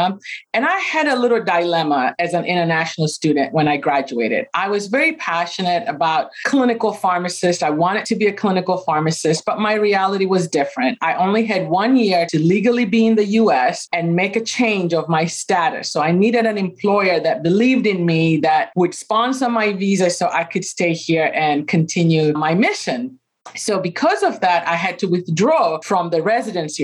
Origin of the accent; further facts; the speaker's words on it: Kenya; moved away as an adult; now in United States; I was born and raised in Kenya